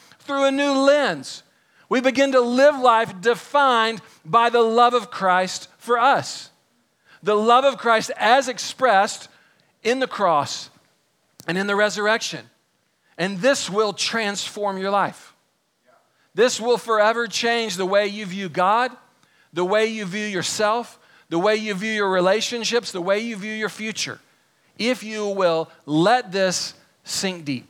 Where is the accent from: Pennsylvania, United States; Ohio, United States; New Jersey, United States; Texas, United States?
Texas, United States; I grew up here in Texas.